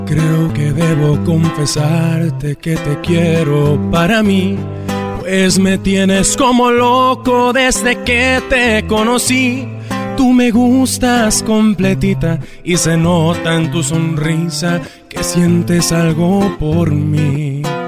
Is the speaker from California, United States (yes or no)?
yes; Los Angeles, California, United States; soy originario de aquí, de Los Ángeles, California